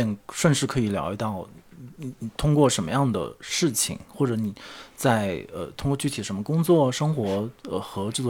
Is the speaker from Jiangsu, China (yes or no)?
no; Hunan, China; 我就肯定是个湖南人，就是我对家乡的那个认知是非常清晰和单向的，就我没有别的选择。哪怕比如说我可能我外公外婆虽然也是东北的